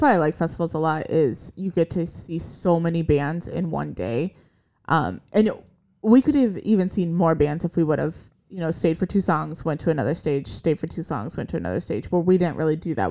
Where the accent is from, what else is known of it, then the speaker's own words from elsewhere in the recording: Iowa, United States; moved away; we're from Iowa originally